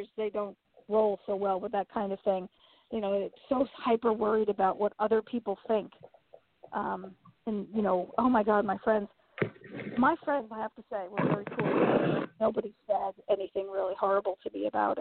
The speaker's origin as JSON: {"language": "English", "town": "New York City", "region": "New York", "country": "United States", "tie": "born or raised there", "said": "I grew up in Queens, in Flushing, Queens."}